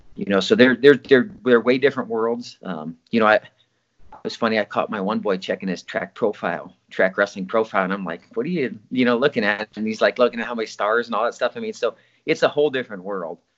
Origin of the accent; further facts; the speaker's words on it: Osage, United States; Osage in the town that I lived